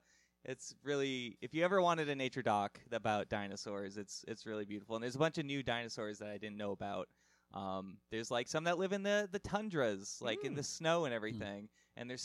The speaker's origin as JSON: {"language": "English", "town": "New York City", "region": "New York", "country": "United States", "said": "I'm from New York City. Sure. I don't know anything about snow leopards."}